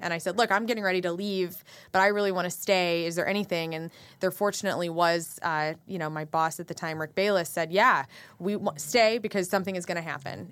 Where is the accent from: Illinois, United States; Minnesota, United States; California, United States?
Illinois, United States; West Frankfort; born or raised there; also born or lived in Carbondale, Illinois; now in St. Louis, United States